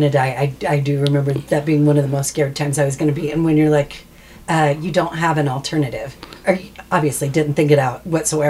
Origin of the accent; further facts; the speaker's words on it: Las Vegas, Nevada, United States; Than I'm from Vegas.